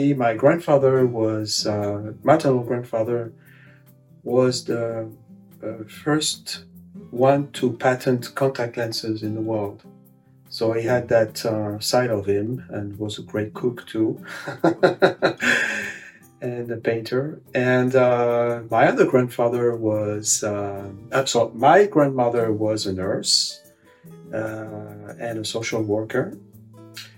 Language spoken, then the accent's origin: English; Paris, Île-de-France, France; English is a second language; moved away as an adult; now in Cambridge, United States; I grew up in Paris. That's where I was born.